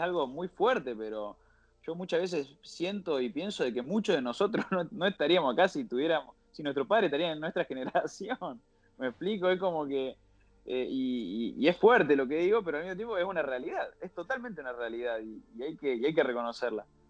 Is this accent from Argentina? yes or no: yes; Argentina; now in Barcelona, Spain